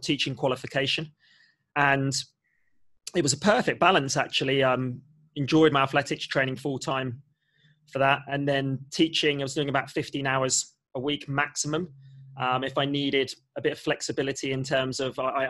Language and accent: English; Southampton, South East England, United Kingdom; born and raised in Southampton and had a very happy childhood